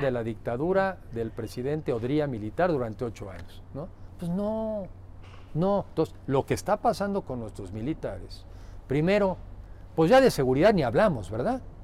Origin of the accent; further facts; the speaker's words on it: Mexico; como mexicanos